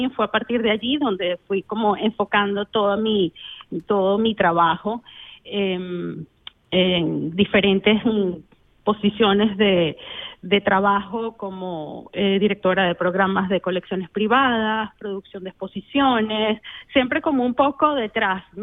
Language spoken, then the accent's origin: Spanish; Caracas, Capital District, Venezuela; venezolana de Caracas.